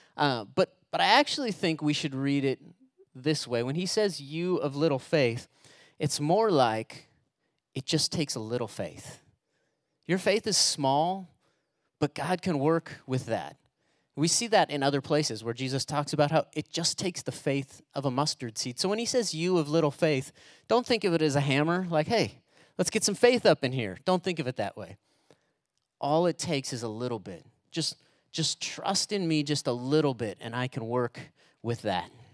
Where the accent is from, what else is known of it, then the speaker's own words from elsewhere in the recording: United States; we're Americans